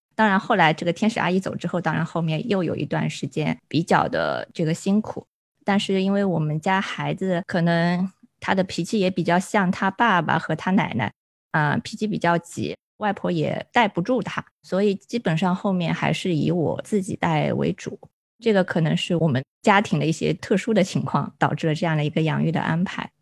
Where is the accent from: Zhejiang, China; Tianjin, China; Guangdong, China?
Zhejiang, China; rural; moved away; 我们老家，就浙江农村啊